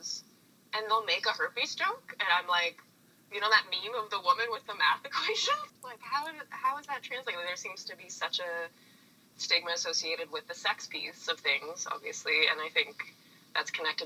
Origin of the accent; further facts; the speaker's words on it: East Coast, Atlantic Canada, Canada; moved away as an adult; now in Toronto, Canada; I grew up on the East Coast